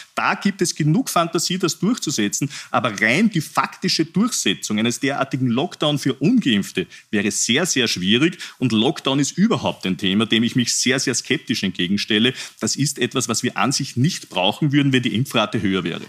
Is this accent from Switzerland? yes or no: no; Upper Austria, Austria; mein Heimatbundesland Oberösterreich